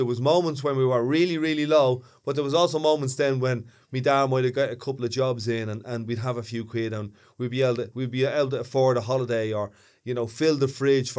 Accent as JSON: {"language": "English", "town": "Ballymun", "region": "County Dublin", "country": "Ireland", "said": "So that's kind of, in a Dublin context, I'm a Northsider. I'm from Ballymun, so I'm definitely working class."}